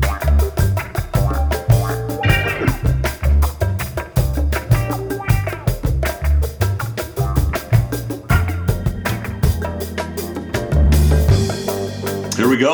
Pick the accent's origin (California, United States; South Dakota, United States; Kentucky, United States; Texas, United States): South Dakota, United States; Emery; So Emery, South Dakota is where we're from.